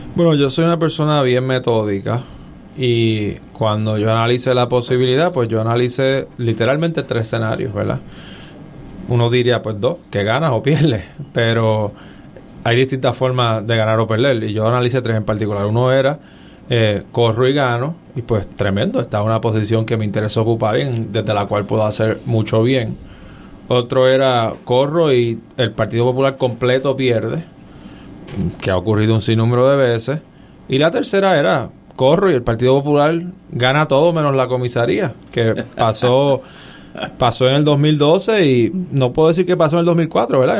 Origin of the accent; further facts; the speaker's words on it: San Juan, Puerto Rico; also born or lived in Stanford, California / Harvard (Massachusetts); yo nací en el Hospital Auxilio Mutuo, pero inmediatamente me trasladé al Viejo San Juan, calle Cristo